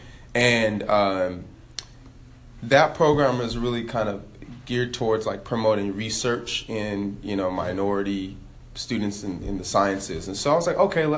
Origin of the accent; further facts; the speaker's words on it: Elk Grove, California, United States; So I'm actually from Elk Grove. Real close to South Sac. I went to Franklin High School out there, born and raised Sac Town